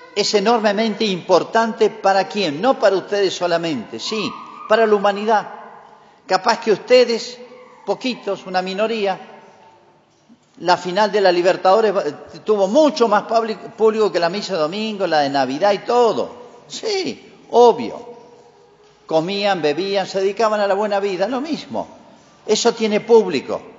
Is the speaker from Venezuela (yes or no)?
no; Argentina; Así somos los argentinos y los latinoamericanos